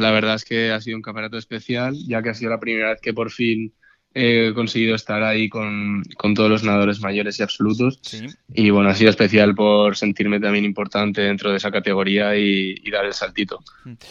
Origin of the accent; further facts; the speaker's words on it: Castellón de la Plana, Valencian Community, Spain; estoy súper a gusto en Castellón, es mi ciudad